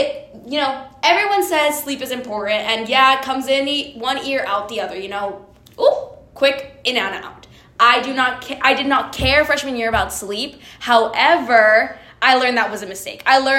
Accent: Honduras; now in United States; I'm from Honduras. Honduras.

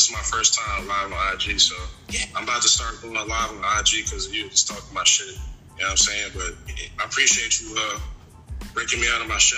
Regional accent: Poughkeepsie, New York, United States; now in Charlotte, United States; I'm from, I'm from Poughkeepsie, New York, but I've been in Charlotte for a little, minute. You know, I'm 845.

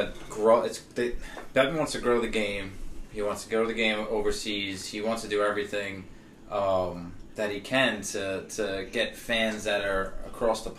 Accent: United States; I'm American

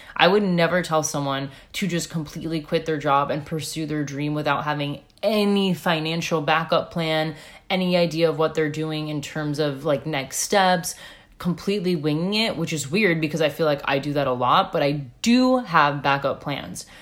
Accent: United States; moved away; I'm American.

